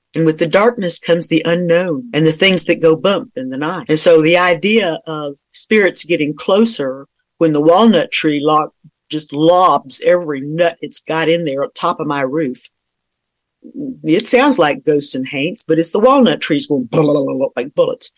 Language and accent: English; South Georgia, United States; now in Virginia, United States; I'm from South Georgia